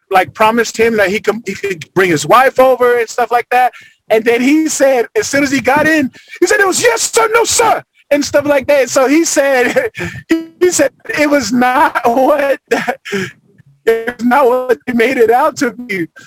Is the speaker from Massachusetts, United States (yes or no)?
yes; Boston, Massachusetts, United States; born there; So I'm actually I actually was born in Boston.